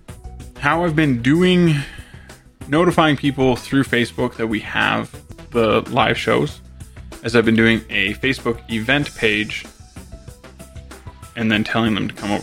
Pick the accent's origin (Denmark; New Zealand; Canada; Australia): Canada; my fellow Canadians